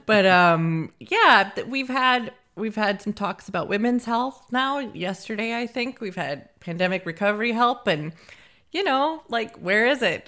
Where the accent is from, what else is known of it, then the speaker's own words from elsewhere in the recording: United States; now in Scotland, United Kingdom; we're from America